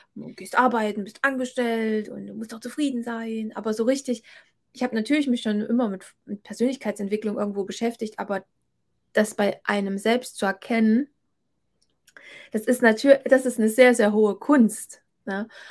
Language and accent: German; Thuringia, Germany; hier in Thüringen, obwohl es meine Heimat ist